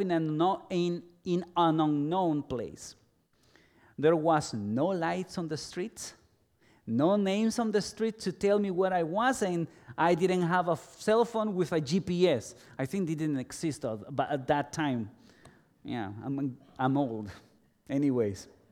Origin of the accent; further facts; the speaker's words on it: El Salvador; moved away as an adult; also born or lived in Guatemala / Guatemala City; Although I was born in Guatemala, I lived in El Salvador for nearly twenty years, almost all my life.